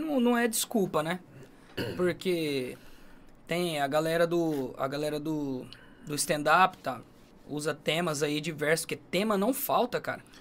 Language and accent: Portuguese; Brazil; accent: caipira; E meu sotaque é caipira demais